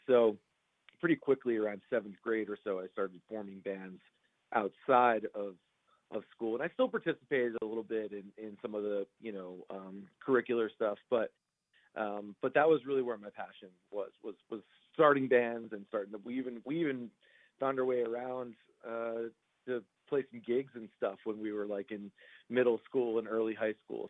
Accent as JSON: {"language": "English", "town": "Roslyn", "region": "New York", "country": "United States", "tie": "born or raised there", "moved": "yes", "lives_now": "Los Angeles, United States", "said": "I'm from uh, Long Island, New York originally, but I live out here in uh, Los Angeles now."}